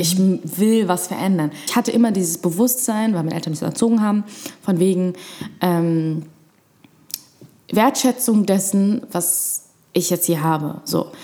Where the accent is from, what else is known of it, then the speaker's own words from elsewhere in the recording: Berlin, Germany; also born or lived in Egypt; Erstmal in Moabit mhm. und dann ähm, während der sechsten Klasse gab es einen, einen, einen Umzug sozusagen und dann äh, war es dann seit der sechsten Klasse in Schöneberg